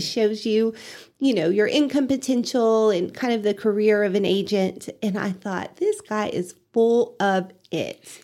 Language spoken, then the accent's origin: English; Canyon, Texas, United States; now in Amarillo, United States; I grew up in Canyon, went to W T, and then found a job up in Amarillo.